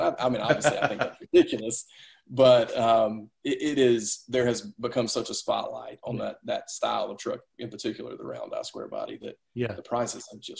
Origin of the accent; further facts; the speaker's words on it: the South, United States; And I'm from the South. I want to shake everybody's hand.